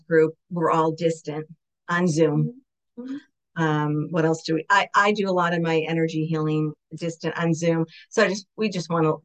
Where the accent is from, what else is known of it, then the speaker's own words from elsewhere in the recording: Syracuse, New York, United States; moved away as an adult; now in Maryland, United States; my hometown's Syracuse, New York